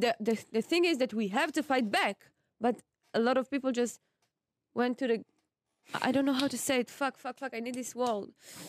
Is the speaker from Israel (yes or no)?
yes; Israel; I'm from Israel.